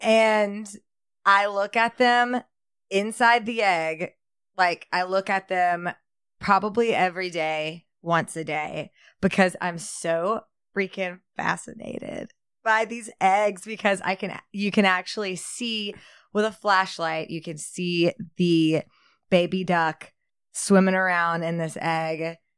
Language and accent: English; Shreveport, Louisiana, United States; I was born also born in Shreveport.